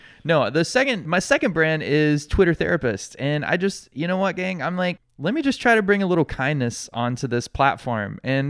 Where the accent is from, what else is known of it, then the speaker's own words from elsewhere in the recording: New Haven, Connecticut, United States; I was born in New Haven, Connecticut